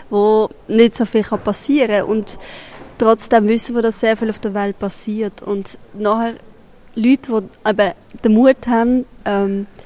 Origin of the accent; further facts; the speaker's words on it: Switzerland; Wir haben schon ein bisschen spezielle Rolle als Schweizer und Schweizerinnen.